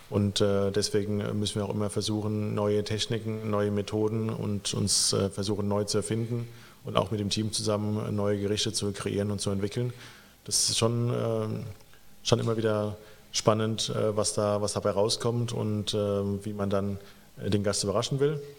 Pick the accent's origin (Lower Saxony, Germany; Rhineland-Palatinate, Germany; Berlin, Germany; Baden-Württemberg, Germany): Rhineland-Palatinate, Germany; Rot bei Stromberg; moved away; genau, ich bin auch in Rot bei Stromberg aufgewachsen, im Hunsrück und äh, das gehört ja dann auch natürlich zu, äh, zu Rheinland-Pfalz.